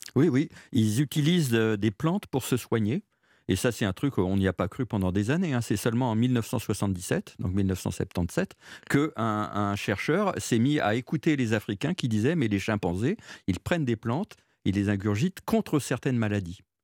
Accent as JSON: {"language": "French", "area": "Jura", "region": "Bourgogne-Franche-Comté", "country": "France", "said": "chez nous, dans le Jura"}